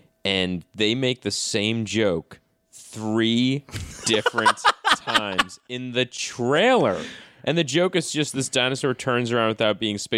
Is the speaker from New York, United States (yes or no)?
yes; New York, United States; now in Los Angeles, United States; And I'm from New York.